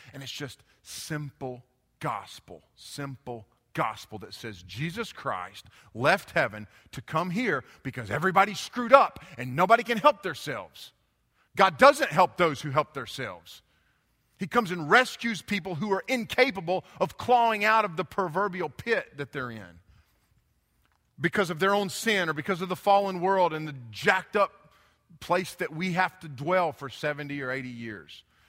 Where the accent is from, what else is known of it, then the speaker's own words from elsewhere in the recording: United States; I grew up in Haywood County